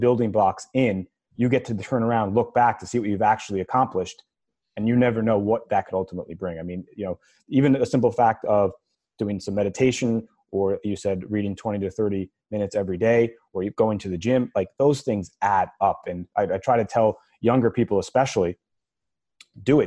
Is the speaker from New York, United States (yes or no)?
yes; New York, United States; as a New Yorker, as a Mets fan, and as a Jets fan